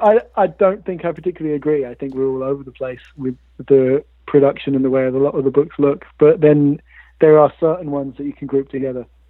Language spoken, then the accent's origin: English; Bristol, South West England, United Kingdom; grew up in Bristol